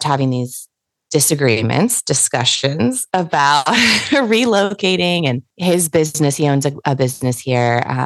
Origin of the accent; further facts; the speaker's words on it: Northern California, United States; now in Orange County, Southern California, United States; I live in Southern California now, and I grew up in Northern California